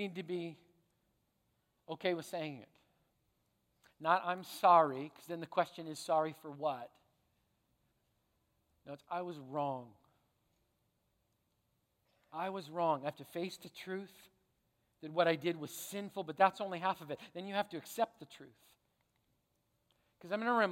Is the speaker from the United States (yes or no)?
no; Canada; I'm a Canadian